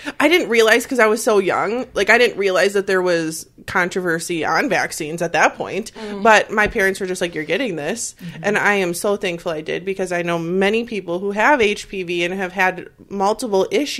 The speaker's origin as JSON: {"language": "English", "town": "De Pere", "region": "Wisconsin", "country": "United States", "said": "Yes, I'm from West Apir"}